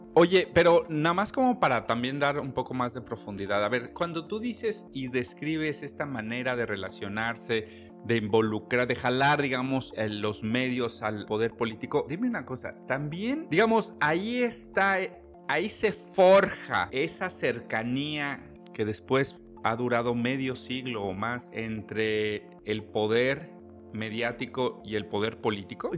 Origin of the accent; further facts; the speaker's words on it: Mexico; como país, como mexicanos